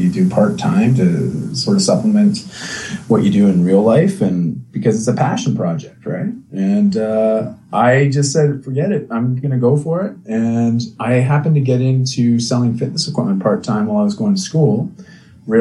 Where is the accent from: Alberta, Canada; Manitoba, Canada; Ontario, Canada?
Ontario, Canada; outside of Toronto; moved away as an adult; also born or lived in British Columbia; when I grew up outside of Toronto in Ontario